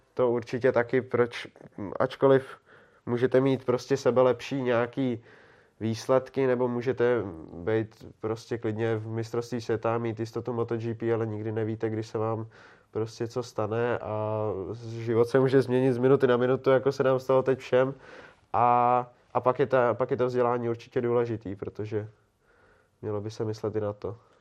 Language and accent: Czech; Prague, Czechia; já jsem Pražák